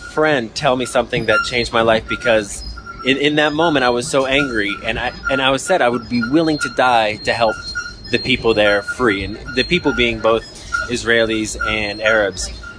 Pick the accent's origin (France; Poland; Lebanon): Lebanon; also born or lived in United States; I was spending some time in Lebanon, and I'm from Lebanon. I'm from America as well, dual citizenship